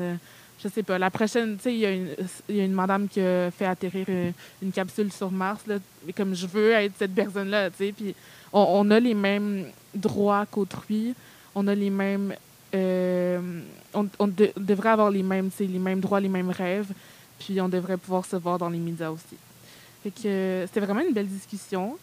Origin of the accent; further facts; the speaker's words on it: Montreal, Quebec, Canada; also born or lived in Benin; je suis née au Bénin et je suis arrivée au Canada vers l'âge de 3 ans et demi